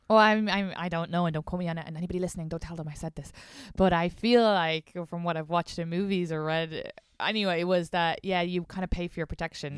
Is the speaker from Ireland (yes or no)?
yes; Ireland; moved away as an adult; now in New York, United States; I'm not even from Dublin